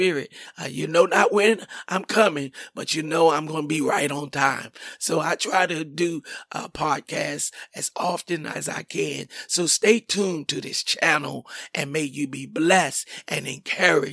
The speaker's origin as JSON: {"language": "English", "town": "Washington", "region": "District of Columbia", "country": "United States", "moved": "yes", "lives_now": "Forestville, United States", "said": "I am from Washington, D.C."}